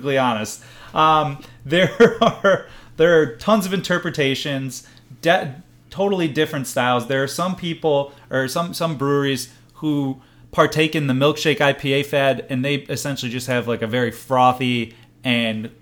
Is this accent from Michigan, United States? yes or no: yes; Farmington Hills, Michigan, United States; moved away; Wixom, Michigan is maybe 15, 20 minutes from where I grew up in Farmington Hills.